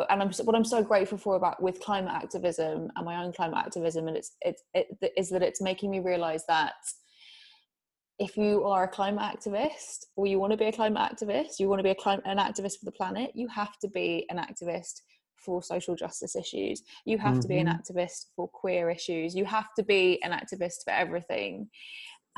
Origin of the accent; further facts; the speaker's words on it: England, United Kingdom; I'm English